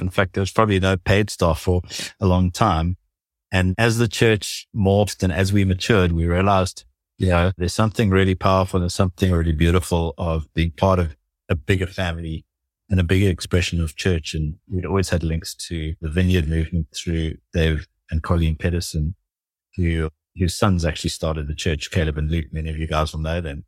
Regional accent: South Africa; growing up in South Africa

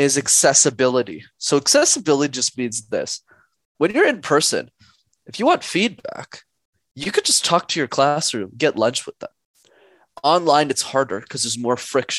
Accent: Montreal, Quebec, Canada; first language English; I grew up in Montreal

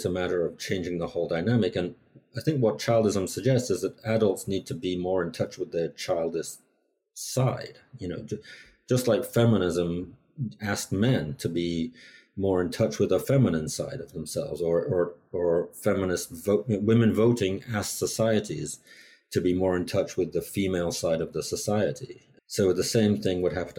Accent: England, United Kingdom; moved away; I grew up in England, where there wasn't so much

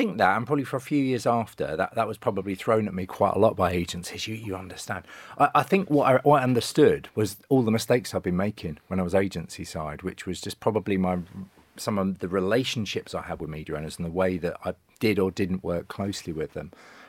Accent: Sheffield, Yorkshire and the Humber, United Kingdom; moved away as an adult; I moved over from Sheffield to Manchester purely to watch matches and thought I need a job.

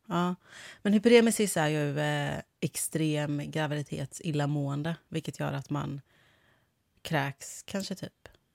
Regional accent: Kungälv, Västra Götaland, Sweden; accent: Gothenburg dialect (göteborgska); moved away as an adult; now in Stockholm, Sweden; Men jag är från Kungälv.

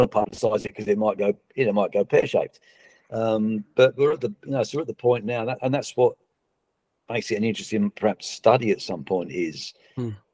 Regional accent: Australia; it was not, not just emotional as an Australian, but it's incredible to see where we're at now

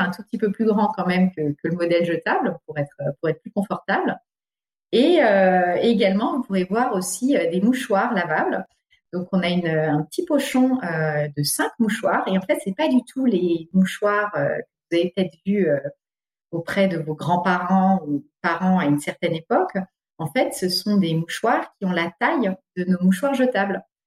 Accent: Alsace, Grand Est, France; also born or lived in Paris region / England; now in Île-de-France, France; je suis originaire d'Alsace et j'habite aujourd'hui en région parisienne

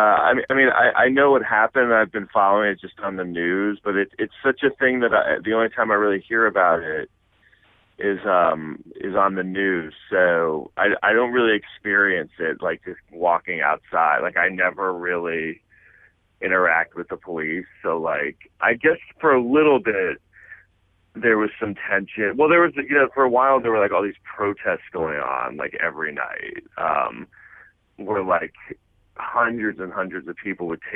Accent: New York City, New York, United States; I grew up here. I grew up in Manhattan, so I'm used to it

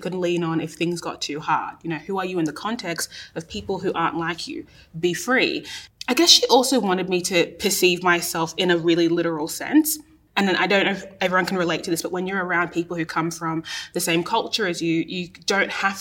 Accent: Australia; an Australian-born Ghanaian person

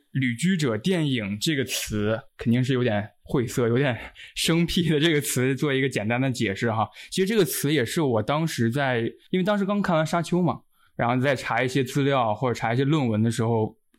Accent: China; 当然我是一个中国人，一个亚洲人的身份

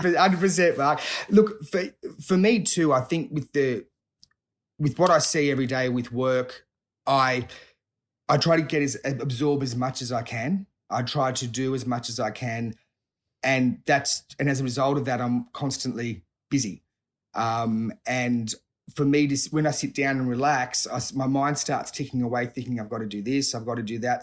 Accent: Sydney, New South Wales, Australia; I grew up, um, around, in Sydney, so, uh, grew up around South Hurstville and, and, and, and Southern Sydney, so still, still residing in the area.

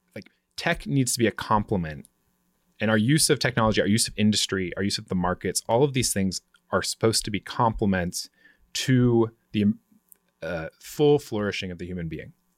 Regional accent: Vancouver, Washington, United States; also born or lived in Portland, Oregon; now in Washington, D.C., United States; I was born in Portland, grew up right outside it, across the Columbia River in Vancouver, Washington, which is the original Vancouver

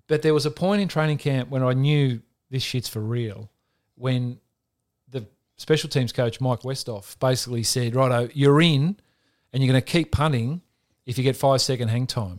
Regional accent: Australia; growing up in Australia, wanting to play A F L footy

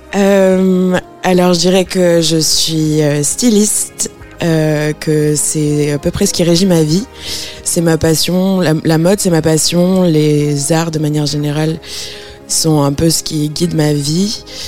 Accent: Strasbourg, Grand Est, France; je viens de Strasbourg.

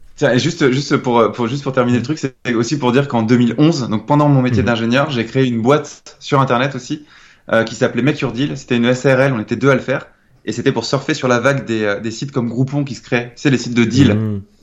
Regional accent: Nantes, Pays de la Loire, France; je suis originaire de Nantes

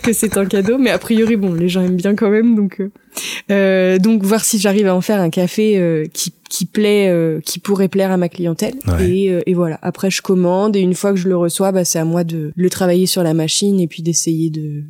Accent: La Chapelle-Montligeon, Normandy, France; moved away as an adult; also born or lived in L'Aigle / Paris; now in Mortagne-au-Perche, France; J'ai grandi euh, à la Chapelle Montligeon en fait. Puis après toute ma scolarité, collège, lycée, ça a été à Mortagne

